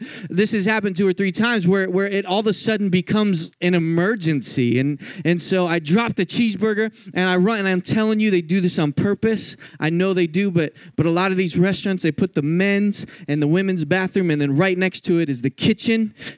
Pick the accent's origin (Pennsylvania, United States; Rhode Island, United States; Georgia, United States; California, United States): Pennsylvania, United States; Philadelphia; I grew up in Philadelphia my whole life, and I had never crossed the Mississippi.